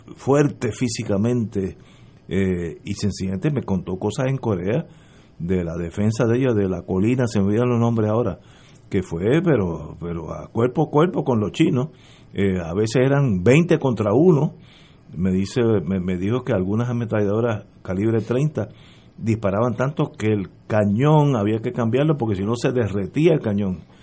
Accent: Puerto Rico; yo era de Puerto Rico

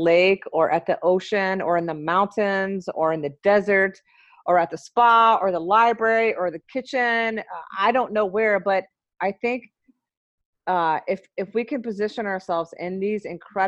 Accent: Memphis, Tennessee, United States; moved away as an adult; now in Minneapolis, United States; so I'm from Memphis. I moved to Minneapolis in 1998 when I graduated from nursing school

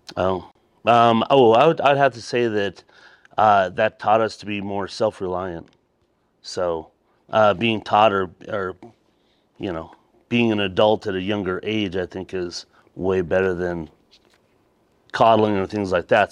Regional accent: Colorado Springs, Colorado, United States; I am from, originally from here, Colorado Springs.

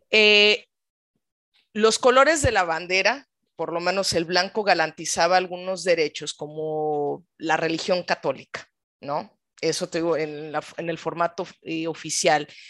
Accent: Mexico City, Mexico; yo nací en la delegación Miguel Hidalgo, pero me crié en varios lugares de la Ciudad de México

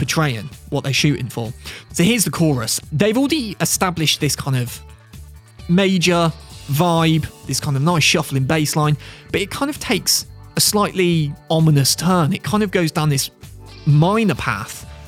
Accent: Midlands, United Kingdom; I'm from the Midlands. I'm a Midlands lad. I live not too far from Worcester.

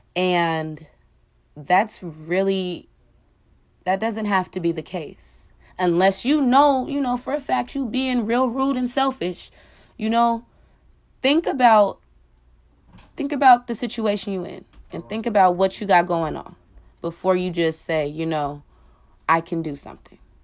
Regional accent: Oakland, California, United States; I'm from Oakland, California

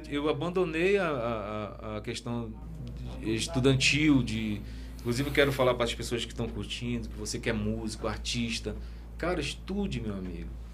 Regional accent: Parintins, Amazonas, Brazil; é a minha terra, né, cara? Parintins

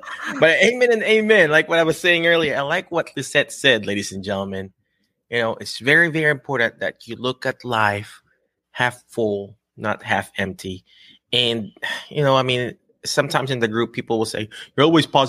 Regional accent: Philippines; accent: Filipino; English is a second language; now in United States; I'm Filipino

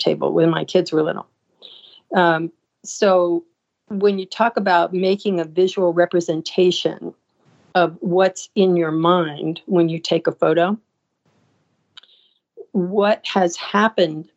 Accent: Sarasota, Florida, United States; I was living in Sarasota.

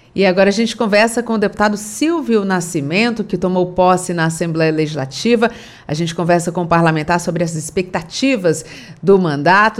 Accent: Caucaia, Ceará, Brazil; eu morei em Calcaia muitos anos, cresci ali no, no Icaraí

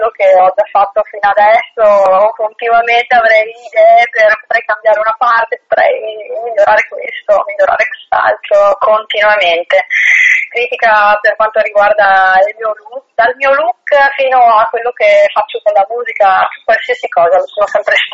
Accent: Belluno, Veneto, Italy; moved away as an adult; now in Province of Treviso, Italy; sono di Belluno, anche se vivo in provincia di Treviso

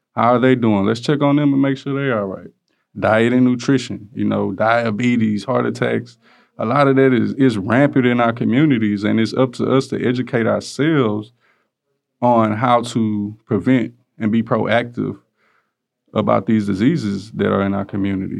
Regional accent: Houston, Texas, United States; I'm from Greens Point, Texas

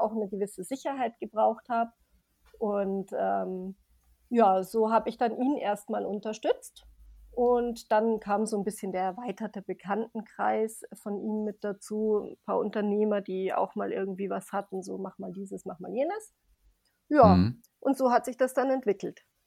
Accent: Grasbrunn, Bavaria, Germany; komme aus Grasbrunn bei München

